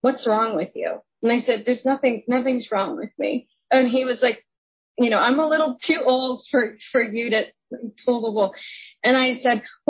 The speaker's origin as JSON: {"language": "English", "country": "Canada", "said": "I'm Canadian"}